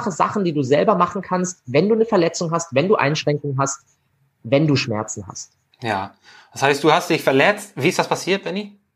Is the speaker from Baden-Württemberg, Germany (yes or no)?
yes; Freiburg, Baden-Württemberg, Germany; und den Master gemacht in äh, Gesundheitswissenschaften in Freiburg, in meiner Heimatstadt.